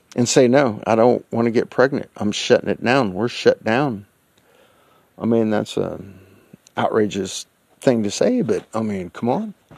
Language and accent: English; United States; I'm an American.